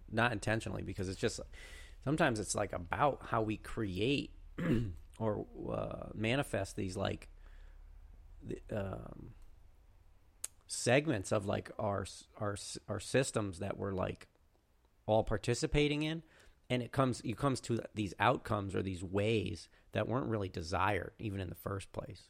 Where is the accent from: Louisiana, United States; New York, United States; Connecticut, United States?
Connecticut, United States; in my home state